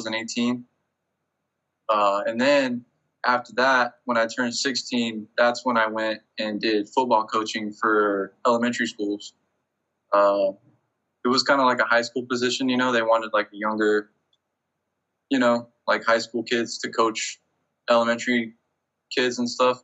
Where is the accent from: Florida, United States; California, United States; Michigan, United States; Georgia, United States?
California, United States; Bakersfield; moved away as an adult; also born or lived in Colorado / Louisiana; now in San Diego, United States; I was born in Bakersfield, California